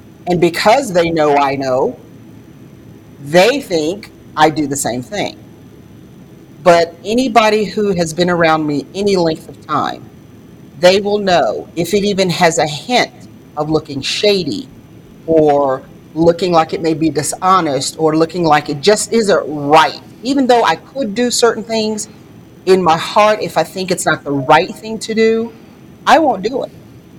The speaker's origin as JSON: {"language": "English", "region": "North Carolina", "country": "United States", "accent": "Southern", "said": "I'm originally from North Carolina, and I know a lot of people say, \"Well, you don't have a North Carolina accent.\""}